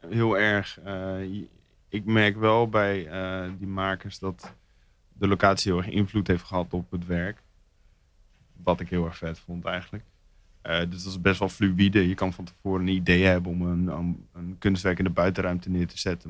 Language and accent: Dutch; Zwolle, Overijssel, Netherlands; moved away as an adult; now in Rotterdam, Netherlands; Zwolle, daar kom ik vandaan